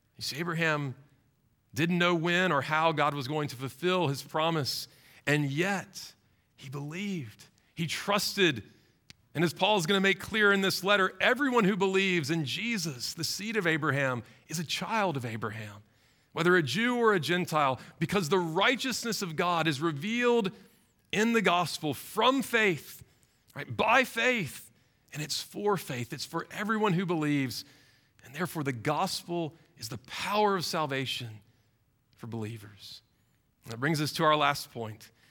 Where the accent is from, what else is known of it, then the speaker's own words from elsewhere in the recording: Baton Rouge, Louisiana, United States; When I was in sixth grade, growing up in Baton Rouge